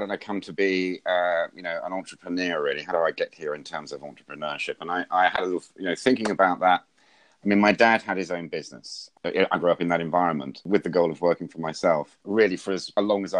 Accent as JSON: {"language": "English", "town": "Wellesbourne", "region": "West Midlands", "country": "United Kingdom", "tie": "born or raised there", "said": "a little village where I grew up just outside Stratford-on-Avon"}